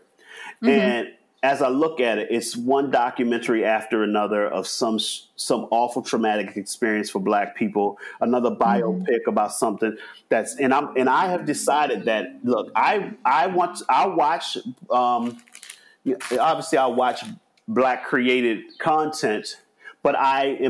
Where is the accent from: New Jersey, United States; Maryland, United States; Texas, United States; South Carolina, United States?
Maryland, United States; Baltimore; growing up in Baltimore, which is more than 50% Black